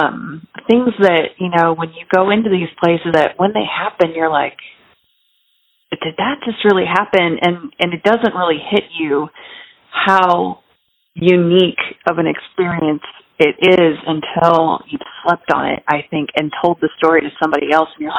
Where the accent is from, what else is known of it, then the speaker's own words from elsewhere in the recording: St. Louis, Missouri, United States; now in Girard, United States; I am in a tiny little town called Girard, Illinois. I'm from St. Louis